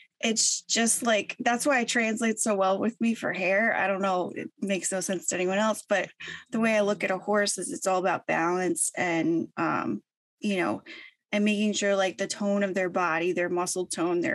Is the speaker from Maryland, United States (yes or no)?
no; St. Petersburg, Florida, United States; I grew up in Florida. I'm originally from Florida, St. Petersburg. I grew up there, you know, my whole life